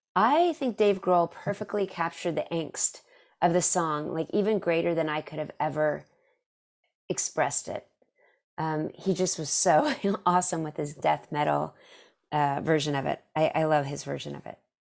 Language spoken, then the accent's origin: English; Dallas, Texas, United States; I'm from Dallas